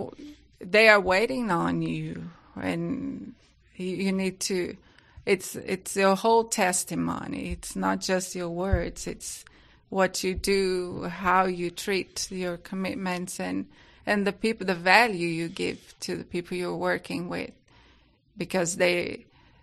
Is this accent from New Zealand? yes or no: no; Brazil; accent: Brazilian; English is a second language; moved away as an adult; also born or lived in England; You can just take that my accent is British, but it's not. It's a Brazilian